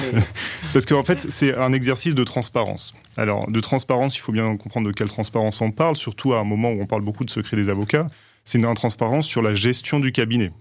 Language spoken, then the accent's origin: French; Aix-en-Provence, Provence-Alpes-Côte d'Azur, France; moved away as an adult; now in Paris, France; je viens d'Aix-en-Provence, où je suis né